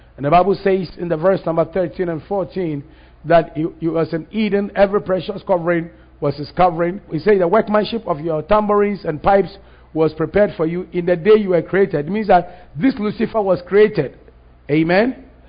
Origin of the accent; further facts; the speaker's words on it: Ghana; Ghana was a colony of United Kingdom, Great Britain. We're a British colony.